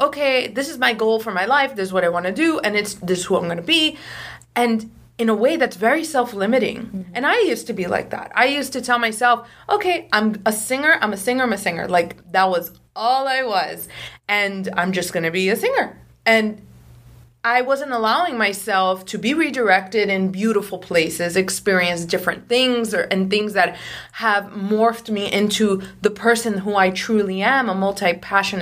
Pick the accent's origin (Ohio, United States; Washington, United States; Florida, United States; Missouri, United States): Florida, United States; Miami; moved away as an adult; now in Los Angeles, United States; I was always from Miami, always lived in Miami for a long time